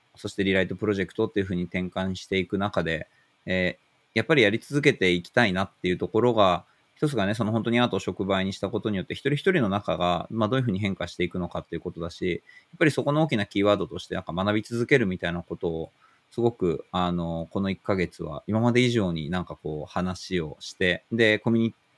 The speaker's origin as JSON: {"language": "Japanese", "region": "Tokyo", "country": "Japan", "tie": "born or raised there", "said": "自分が住んでる東京、なんか生まれたとこの東京"}